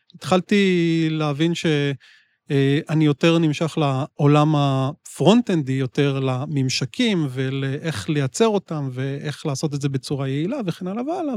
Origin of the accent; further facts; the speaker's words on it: Israel; אני ישראלי